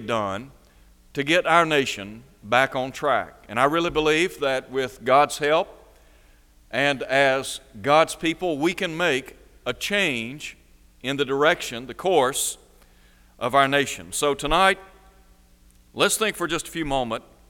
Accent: United States; We are American citizens

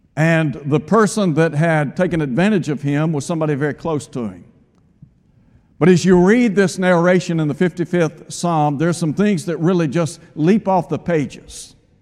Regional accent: Chattanooga, Tennessee, United States; When I was a child growing up in Chattanooga, the neighborhood that I lived in, we knew everybody.

